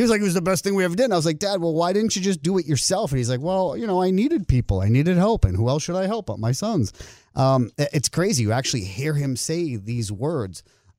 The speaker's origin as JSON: {"language": "English", "town": "Boston", "region": "Massachusetts", "country": "United States", "said": "It's all right. I'm from Boston."}